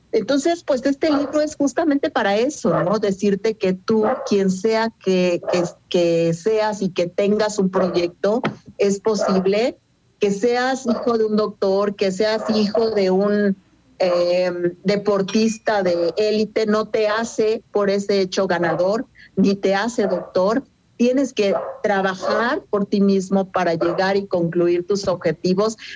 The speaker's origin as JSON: {"language": "Spanish", "town": "Cuernavaca", "region": "Morelos", "country": "Mexico", "lives_now": "Querétaro, Mexico", "said": "De yo soy de Cuernavaca, sin embargo, hace muchos años me vine a vivir aquí"}